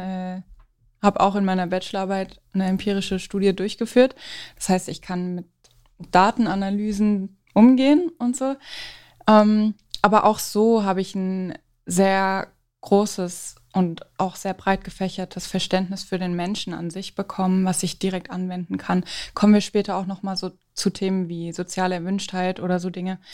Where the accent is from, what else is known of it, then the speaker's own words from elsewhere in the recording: Frankfurt, Hesse, Germany; Ich komme aus Frankfurt